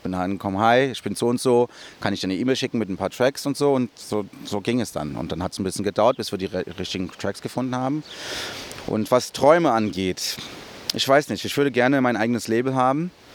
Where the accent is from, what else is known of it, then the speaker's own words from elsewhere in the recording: São Paulo, Brazil; moved away; in Brasilien bin ich in Interlagos aufgewachsen. Das ist der Stadtteil, wo, ich, wo wir gewohnt haben.